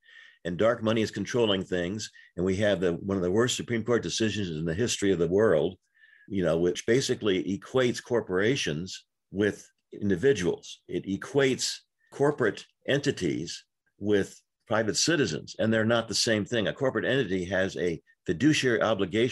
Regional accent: Hawaii, United States; now in California, United States; I grew up in Hawaii

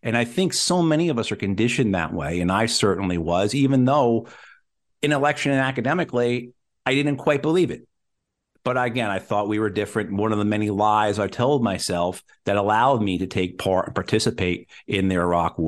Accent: New Jersey, United States; also born or lived in New York; So I'm old enough, you know, I grew up in New Jersey, New York, in Channel 5, Channel 9, Channel 11.

